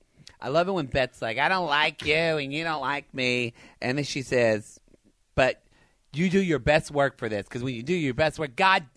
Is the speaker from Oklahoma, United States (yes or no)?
yes; Oklahoma, United States; moved away; I'm from Oklahoma too.